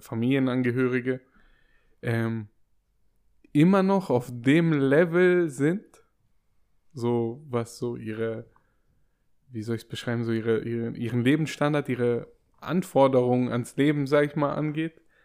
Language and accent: German; Waiblingen, Baden-Württemberg, Germany; wo mein Geburtsort ist. Ich habe gesagt Weibling